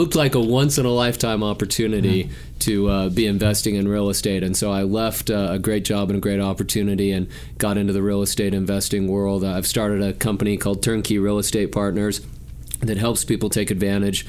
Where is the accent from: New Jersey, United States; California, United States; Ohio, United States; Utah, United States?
Utah, United States; Salt Lake City; I grew up in Salt Lake City, Utah